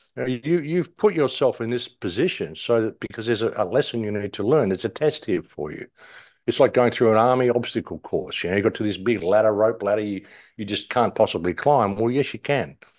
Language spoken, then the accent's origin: English; England, United Kingdom; being an English person